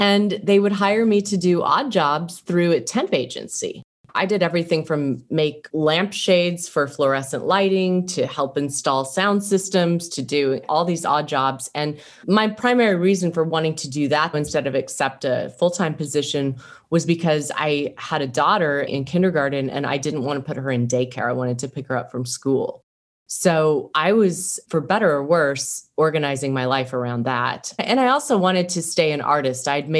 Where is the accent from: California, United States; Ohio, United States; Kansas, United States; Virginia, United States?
Kansas, United States; Wichita; I was born and raised in Wichita, Kansas